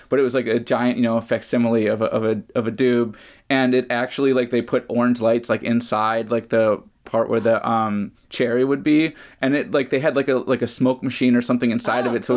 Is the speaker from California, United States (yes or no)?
no; Chicago, Illinois, United States; moved away as an adult; now in Bay Area, United States; I grew up raving in the Chicago area. Mm. That's where I grew up. I didn't move to the Bay Area until the early 2000s.